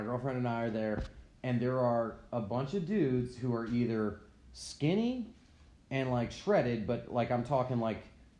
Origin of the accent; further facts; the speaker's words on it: United States; dude, like I grew up on Long Island Sound, like, yeah.